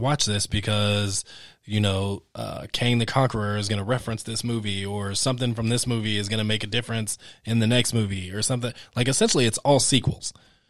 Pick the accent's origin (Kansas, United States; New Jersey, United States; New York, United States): Kansas, United States; I have a hard time as a person of color growing up in America in rural Kansas.